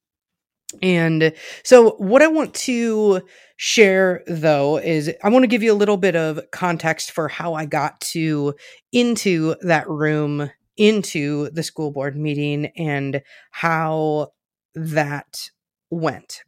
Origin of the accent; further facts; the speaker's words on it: Richland Center, Wisconsin, United States; moved away as an adult; now in Minneapolis, United States; I am from a very small town in rural Southwest Wisconsin. It's called Richland Center